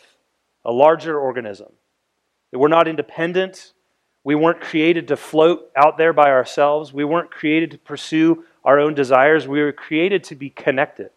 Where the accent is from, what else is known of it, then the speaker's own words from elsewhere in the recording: United States; as American people